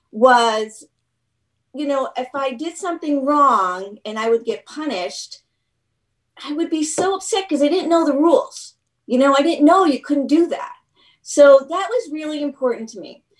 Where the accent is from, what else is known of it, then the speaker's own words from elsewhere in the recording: Manchester, New Hampshire, United States; also born or lived in New York; I'm from Manchester.